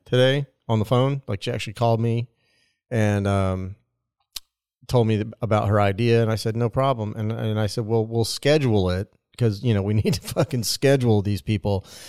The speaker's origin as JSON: {"language": "English", "region": "Nebraska", "country": "United States", "moved": "yes", "said": "I am from Nebraska"}